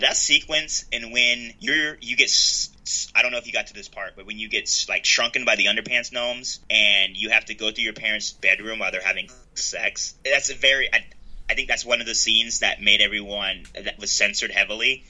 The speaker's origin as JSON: {"language": "English", "country": "United States", "said": "as an American"}